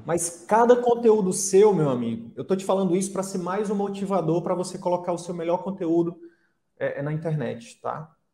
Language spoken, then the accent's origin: Portuguese; Piauí, Brazil; moved away; falando como piauiense aqui, como conterrâneo